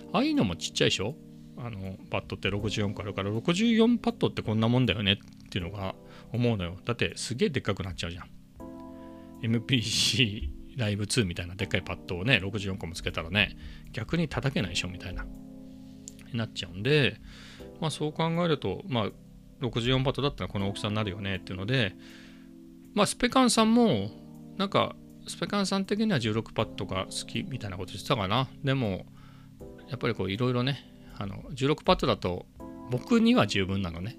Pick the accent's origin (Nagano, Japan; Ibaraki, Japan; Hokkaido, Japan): Ibaraki, Japan; now in Chiba, Japan; 茨城県出身なんでね